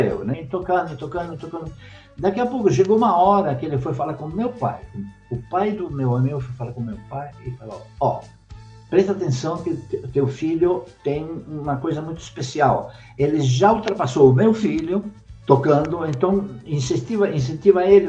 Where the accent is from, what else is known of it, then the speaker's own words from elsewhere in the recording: Buenos Aires, Argentina; now in Brazil; desde pequeno, é, eu sou argentino, em Buenos Aires, é, meu pai, minha mãe, eu e minha irmã íamos toda semana no cinema